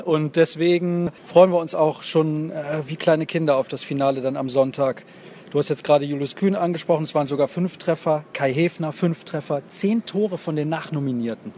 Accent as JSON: {"language": "German", "country": "Germany", "said": "wir sind Deutsche"}